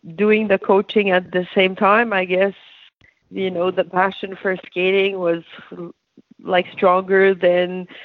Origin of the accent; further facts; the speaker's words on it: Gatineau, Quebec, Canada; My hometown was Gatineau, so just beside Hull.